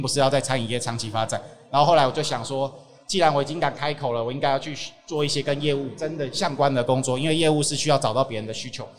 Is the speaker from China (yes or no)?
no; Taiwan; 我小时候，我父，我父亲跟我讲台语，我都，我都不回他